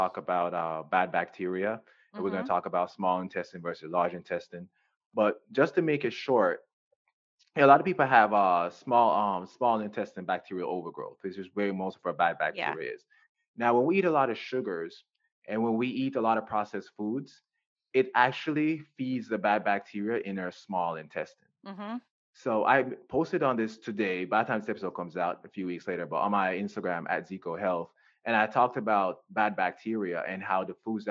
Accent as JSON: {"language": "English", "country": "Jamaica", "tie": "born or raised there", "moved": "yes", "lives_now": "United States", "said": "I'm from Jamaica. I was born and raised in Jamaica"}